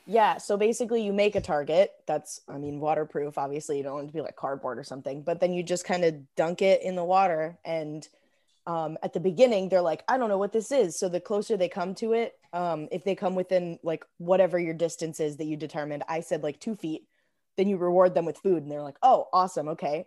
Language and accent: English; Arizona, United States; also born or lived in Illinois; I moved to Arizona when I was ten